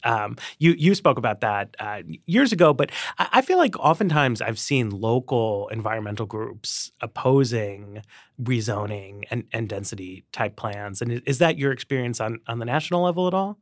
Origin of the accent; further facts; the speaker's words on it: New York City, New York, United States; moved away; I grew up in Manhattan